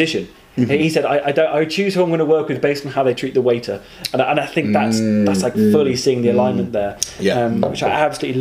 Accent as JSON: {"language": "English", "country": "United Kingdom"}